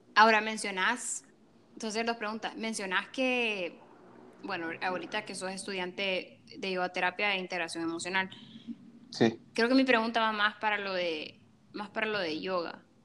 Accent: El Salvador; now in Chicago, United States; Yo soy salvadoreña, 100% y orgullosa de ser de Salvador. Eso, desde pequeña lo supe

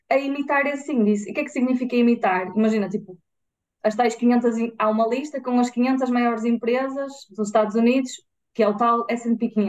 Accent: north of the Douro, Norte, Portugal; nós somos de, do, do, do norte, norte do Douro.

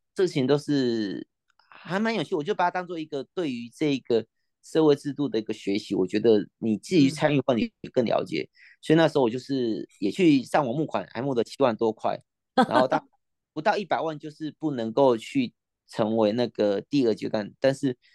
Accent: Kaohsiung, Taiwan; 我们高雄县啊，民进党已经执政快四十年了

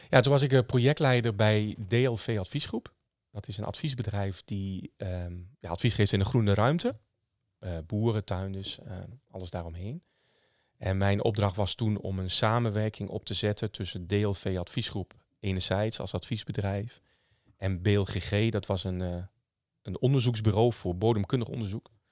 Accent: Dedemsvaart, Overijssel, Netherlands; ik ben opgegroeid in Dedensvaart. 30 eh, kilometer onderzwollen eh, onder Zwolle ongeveer. Sallands eh, plekje.

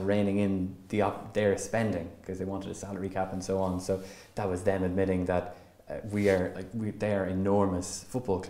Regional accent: Longford, Leinster, Ireland; I'm originally from Longford, but mostly from a GAA family

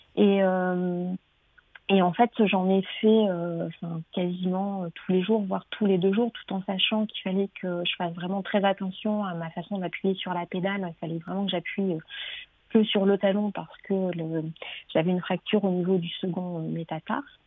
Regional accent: Nord, Hauts-de-France, France; moved away; je suis du Nord

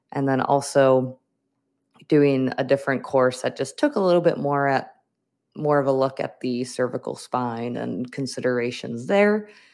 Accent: Wisconsin, United States; moved away as an adult; now in Minnesota, United States; I grew up in Wisconsin, I went to school in Wisconsin, but now I am in Minnesota.

